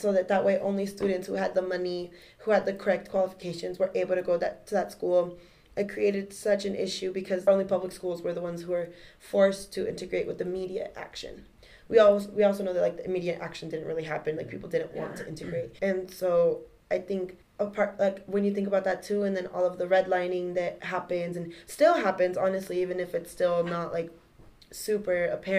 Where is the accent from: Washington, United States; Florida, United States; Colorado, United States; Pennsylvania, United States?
Colorado, United States; Aurora; I grew up in Aurora, and there's actually two school districts that run through Aurora